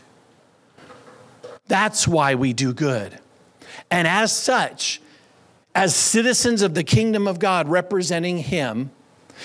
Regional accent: United States; I was born here in the United States. I'm a naturalized citizen. I was raised in America.

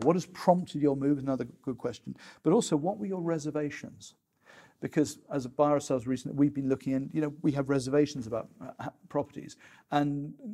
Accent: United Kingdom; we're British

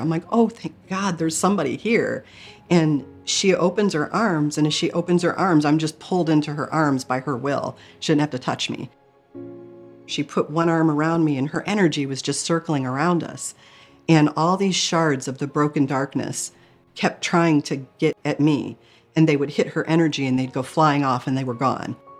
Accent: Michigan, United States; I grew up in Michigan

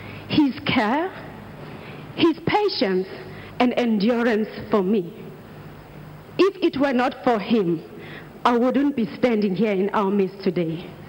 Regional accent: South Africa; also born or lived in Nigeria; I am from South Africa and Nigeria.

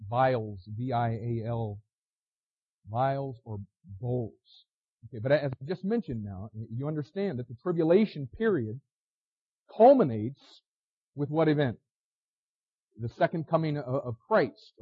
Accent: United States; As an American

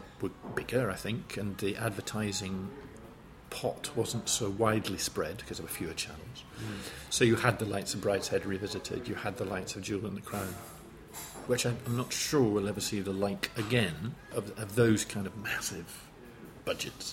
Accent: East Fife, Scotland, United Kingdom; accent: Fife; moved away as an adult; also born or lived in Pittsburgh, Pennsylvania, United States / Watford, England; So from the age of five to the age of 18, when I went to university, grew up in Scotland

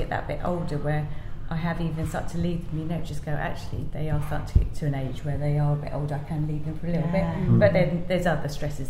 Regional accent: United States; moved away as an adult; also born or lived in San Francisco; now in United Kingdom; I'm American.

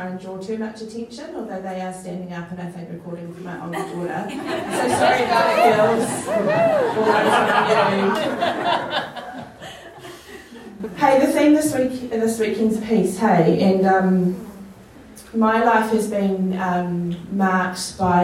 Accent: Masterton, Auckland, New Zealand; also born or lived in Wellington; now in Auckland, New Zealand; I was born in Masterton.

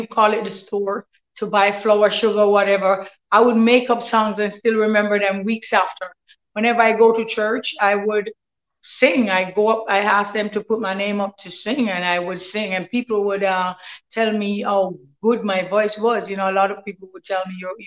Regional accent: Galina, Saint Mary, Jamaica; I grew up in Galena, St. Mary, 3 miles away from Port Maria, which is the capital

